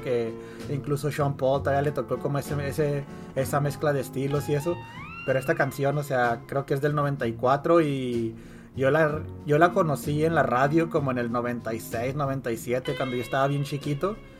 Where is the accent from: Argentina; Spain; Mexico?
Mexico; now in United States; creciendo allá en México